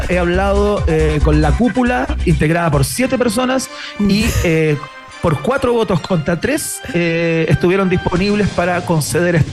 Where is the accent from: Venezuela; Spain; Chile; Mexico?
Chile; chile, soy chilena.